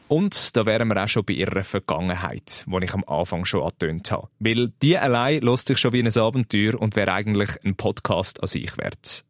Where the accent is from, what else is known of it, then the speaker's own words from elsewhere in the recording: Switzerland; bei uns in der Schweiz